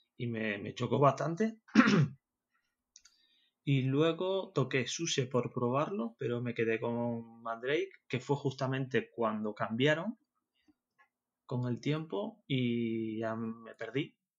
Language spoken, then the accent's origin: Spanish; Tenerife, Canary Islands, Spain; accent: Canarian; moved away as an adult; now in Zaragoza, Spain; Soy de Tenerife, soy canario. No sé si lo notaréis en el acento.